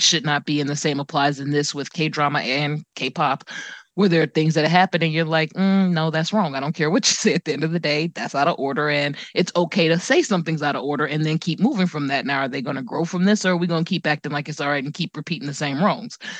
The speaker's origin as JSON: {"language": "English", "country": "United States", "said": "I'm an American"}